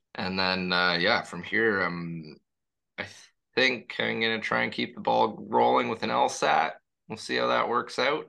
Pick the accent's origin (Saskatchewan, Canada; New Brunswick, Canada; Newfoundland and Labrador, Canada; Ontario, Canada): Ontario, Canada; Toronto; also born or lived in Paris, France; I was born and raised in in the Spadina and College area